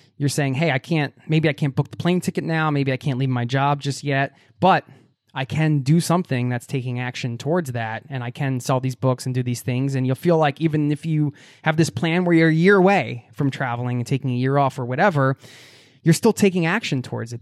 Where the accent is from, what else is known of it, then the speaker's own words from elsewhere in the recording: United States; moved away as an adult; now in Oslo, Norway; my home country, the U S